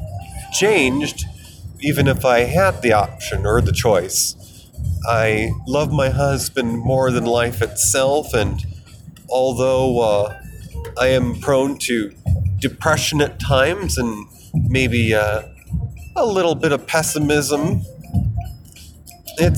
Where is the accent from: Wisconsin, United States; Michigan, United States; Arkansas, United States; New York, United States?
New York, United States; moved away as an adult; also born or lived in Colorado; I moved across country back to my home state of New York from nearly a decade away, living in the centennial state of Colorado